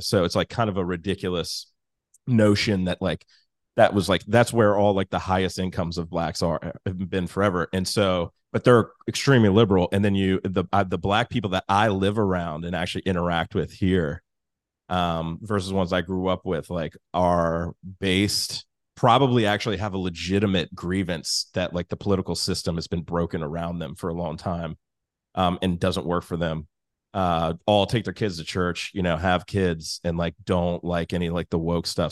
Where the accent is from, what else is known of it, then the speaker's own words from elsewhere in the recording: Alexandria, Virginia, United States; moved away as an adult; also born or lived in Washington, District of Columbia, United States; now in New Orleans, United States; I'm from Alexandria, Virginia, the great